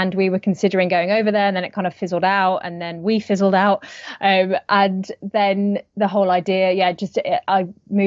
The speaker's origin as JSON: {"language": "English", "area": "near Birmingham", "region": "West Midlands", "country": "United Kingdom", "also_born_or_lived": "London", "moved": "yes", "lives_now": "Vancouver, Canada", "said": "I'm British. Yes, I'm from the Midlands in England, so near to Birmingham. But I moved to London. So I came from London to here, which is Canada, Vancouver"}